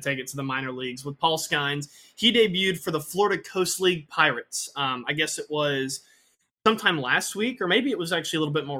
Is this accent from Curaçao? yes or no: yes; Curaçao; I grew up in Curacao. I can talk to fish.